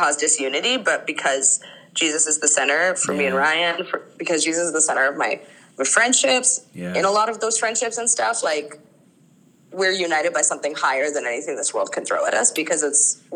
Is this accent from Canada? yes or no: yes; Canada; I was born in Canada and raised in Canada